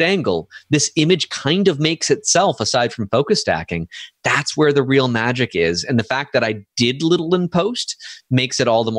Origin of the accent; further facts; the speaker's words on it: Canada; Doncom.ca and skycrystals.ca.ca, because I'm Canadian.